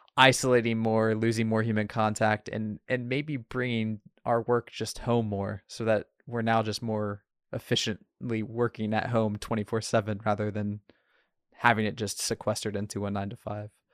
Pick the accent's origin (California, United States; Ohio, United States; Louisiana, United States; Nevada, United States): Ohio, United States; the middle of; now in Portland, United States; I was raised in Trump country in the middle of Ohio.